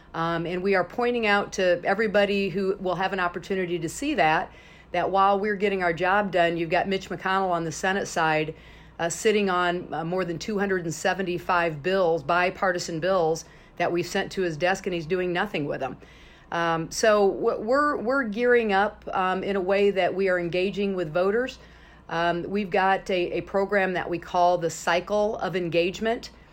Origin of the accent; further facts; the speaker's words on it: Illinois, United States; my home state of Illinois